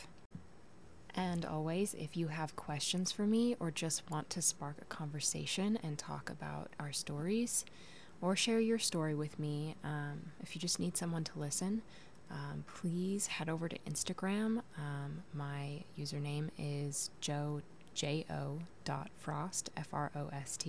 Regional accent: Portland, Oregon, United States; I was born in Portland, Oregon in 1992. You can do the math. I lived there for the first 10 years of my life before moving out to the countryside where I spent the next decade

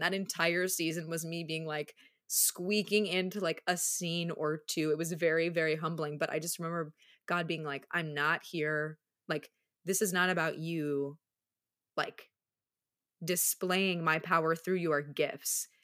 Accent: Minneapolis, Minnesota, United States; also born or lived in Charlotte, North Carolina; now in Chicago, United States; I grew up in the Midwest, like, partially. I spent ten years in Minneapolis before moving to Charlotte

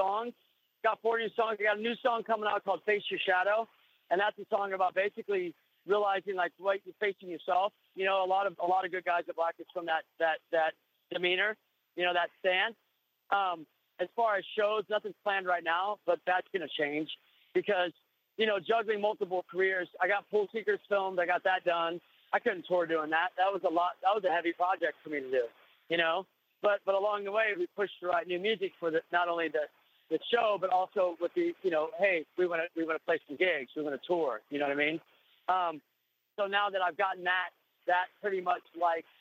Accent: Kansas City, United States; moved away; when I was that kid in Kansas City

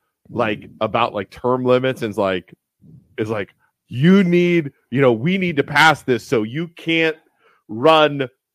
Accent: Youngstown, Ohio, United States; We're from Youngstown, Ohio.

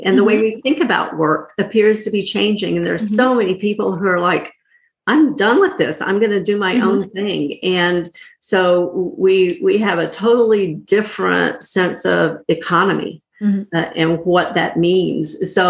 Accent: North Carolina, United States; I grew up in North Carolina in a small mm-hmm. little town

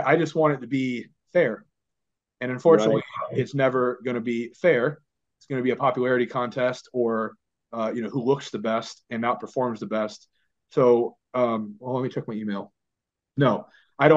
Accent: United States; also born or lived in Florida; As an American

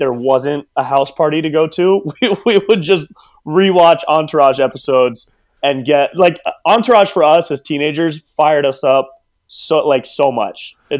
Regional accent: Davis, California, United States; moved away as an adult; now in Los Angeles, United States; I grew up in Davis, California, up near Sacramento.

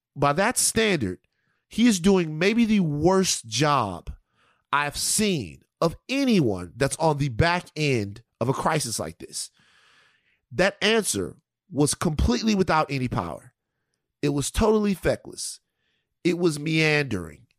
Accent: Louisiana, United States; my home state, Louisiana

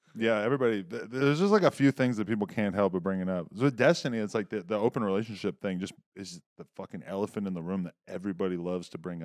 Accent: New Hampshire, United States; now in Los Angeles, United States; I'm from New Hampshire.

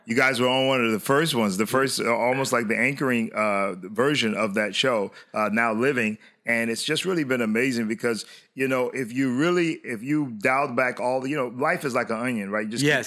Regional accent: Hollywood, Florida, United States; we were raised in South Florida in the city of Hollywood

